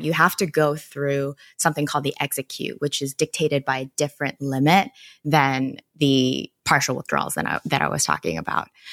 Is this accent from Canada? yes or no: yes; Canada; moved away; back in Canada, I am Canadian